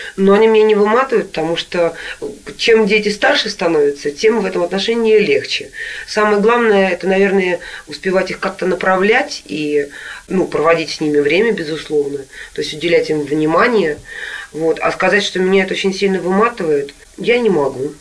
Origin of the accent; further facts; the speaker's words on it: Nizhny Novgorod, Nizhny Novgorod Oblast, Russia; moved away; Я сама когда-то в детстве в Нижнем Новгороде жила в такой двухэтажной квартире